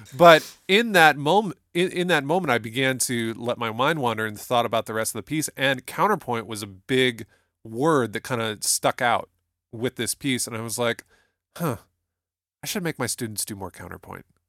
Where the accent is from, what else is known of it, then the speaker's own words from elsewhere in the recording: Toledo, Ohio, United States; I can always tell that I'm from Toledo, Ohio when I pronounce words like talent